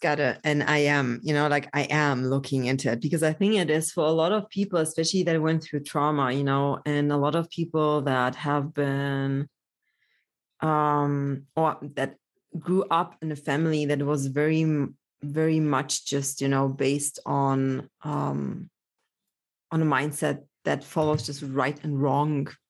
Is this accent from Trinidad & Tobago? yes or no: no; Germany; also born or lived in Poland; I was born in Poland, grew up in Germany